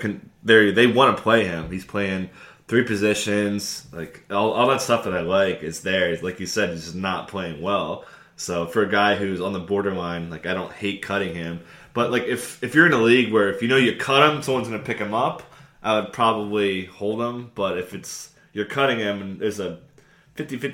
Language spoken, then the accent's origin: English; East Coast, United States; moved away; I grew up on the East Coast, so I went to a lot of Knicks games, a lot of Nets games.